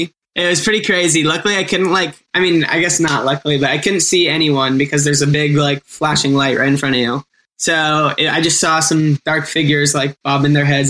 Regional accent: Aliso Viejo, California, United States; So there's this place in my hometown called Zen. It's Zen Sushi. It's in Aliso Viejo.

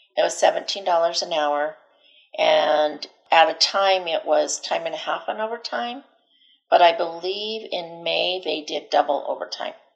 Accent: Delta, Colorado, United States; also born or lived in Denver, Colorado; I was born and raised here in Colorado. Um, I was born in Delta, and right out of high school, I moved to Denver.

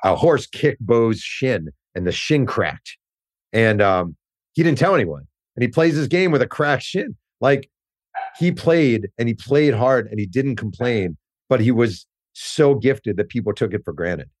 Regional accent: Mahopac, New York, United States; I grew up in Mayopack, New York

